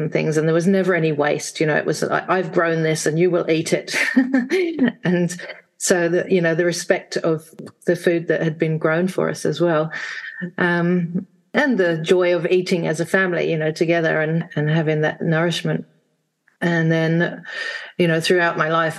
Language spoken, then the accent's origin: English; England, United Kingdom; now in Wanaka, New Zealand; I'm actually from England, from the UK. I grew up there in a village in the 60s